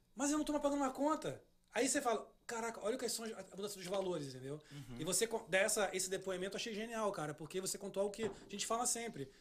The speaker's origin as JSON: {"language": "Portuguese", "country": "Brazil", "moved": "yes", "lives_now": "United States", "said": "A gente, a gente é brasileiro, a gente ama o Brasil, a gente mora aqui"}